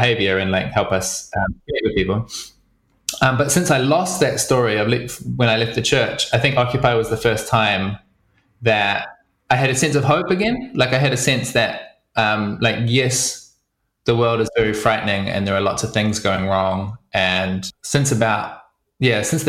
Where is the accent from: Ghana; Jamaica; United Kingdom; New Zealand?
New Zealand; also born or lived in Wellington; I grew up in New Zealand on a farm, so in the middle of nowhere